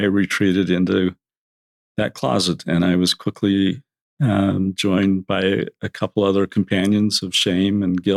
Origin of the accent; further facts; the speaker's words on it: Orem, Utah, United States; I grew up in Orem.